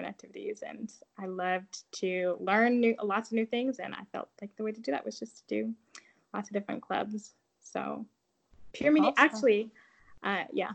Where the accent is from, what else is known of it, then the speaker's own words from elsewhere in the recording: Flossmoor, Illinois, United States; also born or lived in Connecticut; I was born in Connecticut, and I was raised in Illinois. I grew up one of five kids to a pastor and his wife. So there's seven of us total. And so I grew up in a town called Flossmoor